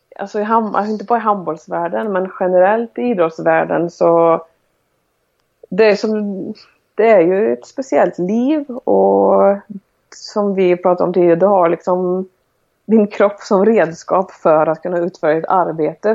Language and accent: Swedish; Sweden; moved away; jag har ju tränare som jag har haft hemma i Sverige och genom landslag